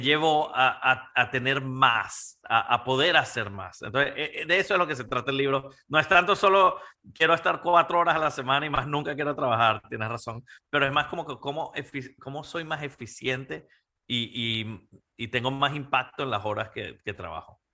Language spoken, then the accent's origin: Spanish; Panama; yo creciendo en Latinoamérica eh, y viendo a mi papá como emprendedor y, a mis tíos y a mi familia y los empresarios y mi mamá en Panamá